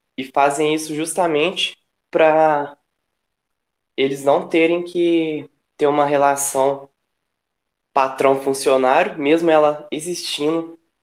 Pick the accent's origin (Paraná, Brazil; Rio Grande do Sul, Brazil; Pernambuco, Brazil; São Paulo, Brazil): São Paulo, Brazil; Franca; also born or lived in Uberaba, Minas Gerais; sou de um pouco mais longe, assim, no estado, sou de Franca. E eu estudo em Uberaba, que é em Minas.